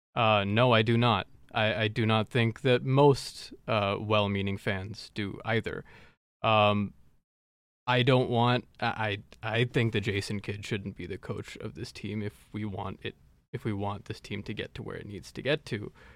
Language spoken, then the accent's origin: English; Dallas, Texas, United States; my hometown team